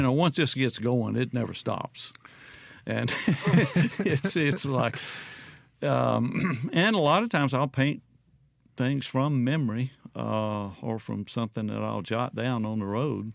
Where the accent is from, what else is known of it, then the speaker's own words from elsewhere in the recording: Mississippi Delta, United States; moved away; you grow up there and seeing that flat line off in the distance